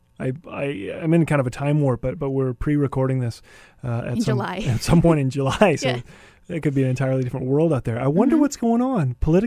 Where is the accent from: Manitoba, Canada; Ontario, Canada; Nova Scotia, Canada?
Manitoba, Canada; Winnipeg; moved away as an adult; also born or lived in Vancouver; I think this might be the first time that I'll ever see him in Winnipeg, in my hometown.